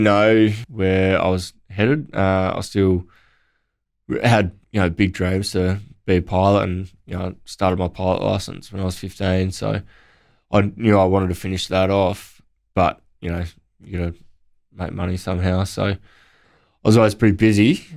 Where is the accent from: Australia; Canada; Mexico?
Australia; Naracoorte, South Australia; growing up in Narracort